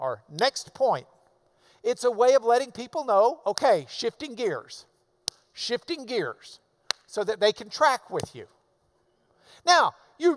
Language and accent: English; the South, United States; I'm from the South